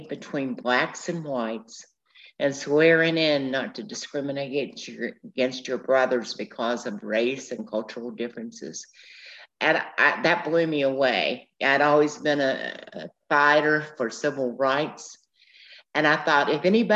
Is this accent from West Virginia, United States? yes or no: yes; Matewan, West Virginia, United States; I grew up in Mate One